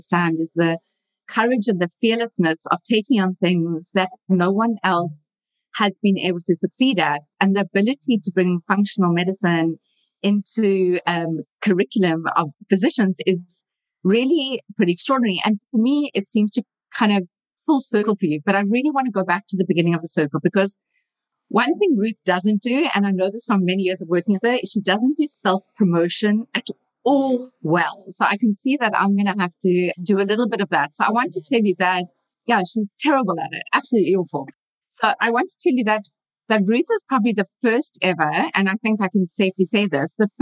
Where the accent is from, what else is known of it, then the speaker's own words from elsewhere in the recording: South Africa; moved away as an adult; now in Boulder, United States; I'm a dietitian from South Africa